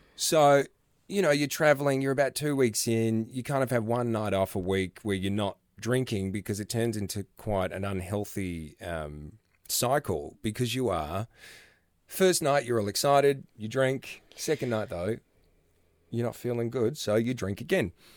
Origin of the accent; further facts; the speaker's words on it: Australia; Australia, my home country